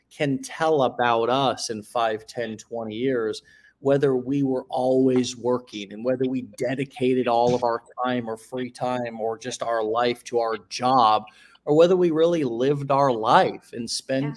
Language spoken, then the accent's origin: English; St. Petersburg, Florida, United States; in my hometown